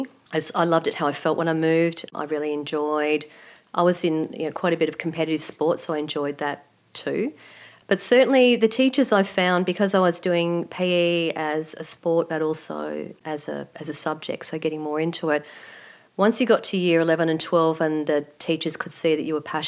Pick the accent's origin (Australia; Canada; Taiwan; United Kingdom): Australia; Melbourne, Victoria; I grew up in the eastern suburbs, and pretty much all of my life I've lived in that area, so born and bred in Melbourne.